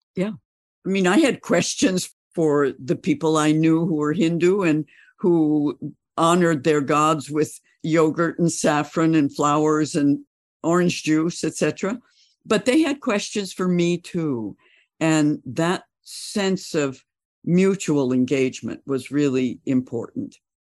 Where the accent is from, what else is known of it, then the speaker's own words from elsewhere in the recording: Bozeman, Montana, United States; moved away as an adult; the folks I grew up with in Bozeman